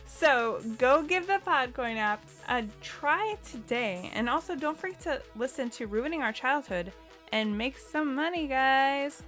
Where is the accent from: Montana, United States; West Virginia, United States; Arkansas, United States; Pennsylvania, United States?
Montana, United States; I grew up in Montana